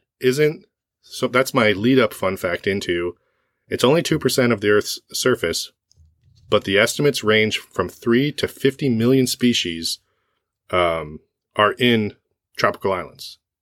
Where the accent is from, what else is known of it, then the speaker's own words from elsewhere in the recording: West Michigan, United States; I was born in Michigan.